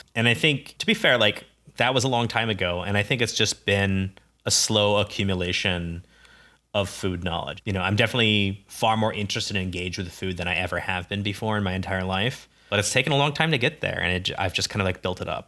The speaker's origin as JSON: {"language": "English", "town": "Ames", "region": "Iowa", "country": "United States", "tie": "born or raised there", "said": "I grew up in Ames, Iowa, university town."}